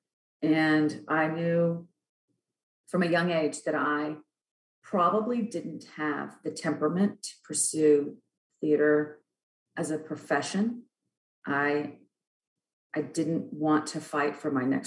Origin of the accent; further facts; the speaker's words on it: Plano, Texas, United States; also born or lived in Kansas City; I'm originally from Kansas City, but moved to Plano when I was very young, when I was 10. And I grew up in the Plano area